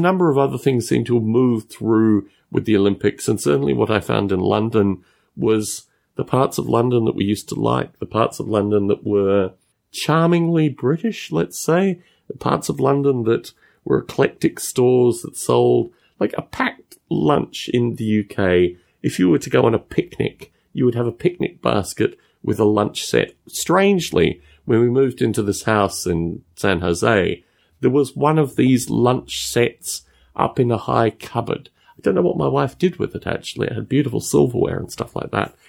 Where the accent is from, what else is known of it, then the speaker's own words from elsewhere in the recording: Canberra, Australian Capital Territory, Australia; moved away; my hometown of Canberra